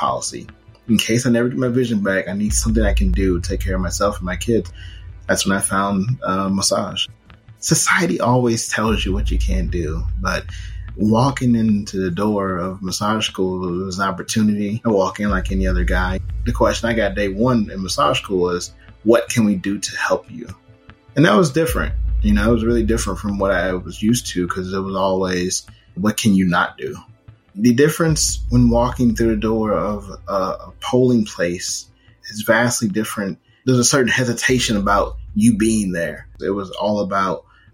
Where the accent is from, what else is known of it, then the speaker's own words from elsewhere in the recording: St. Louis, Missouri, United States; Growing up in St. Louis, I was a part of the DSEC program